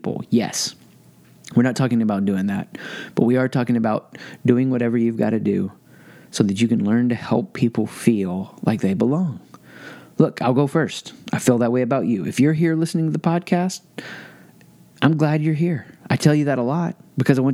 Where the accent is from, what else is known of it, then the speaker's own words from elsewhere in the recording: the South, United States; I grew up in the South.